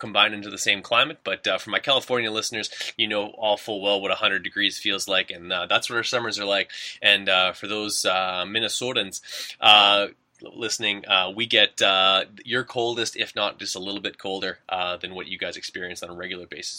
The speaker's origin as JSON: {"language": "English", "town": "Winnipeg", "region": "Manitoba", "country": "Canada", "said": "I'm from Winnipeg, Manitoba, Canada"}